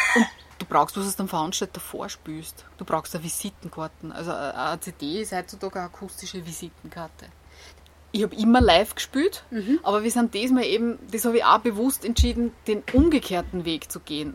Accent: Austria; ich komme aus Golz

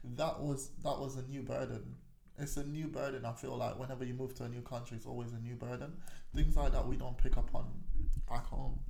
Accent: Kingston, Jamaica; also born or lived in North West London, United Kingdom; now in United Kingdom; I was born in Kingston. Okay. Kingston 11 actually was where I grew up

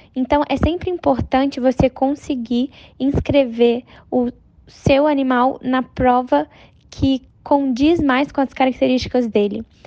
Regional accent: Brazil; Eu tenho 22 anos, sou brasileira

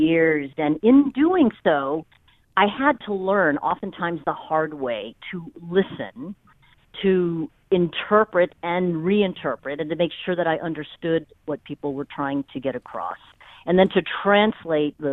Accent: California, United States; moved away as an adult; I was born and raised in California.

